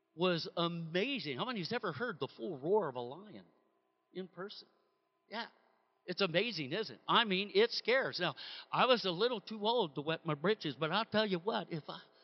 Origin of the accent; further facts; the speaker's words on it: Bay Area, California, United States; born and raised in the Bay Area in California